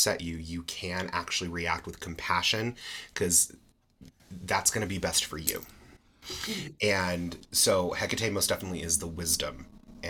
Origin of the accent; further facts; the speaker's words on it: Utah, United States; I grew up in Utah.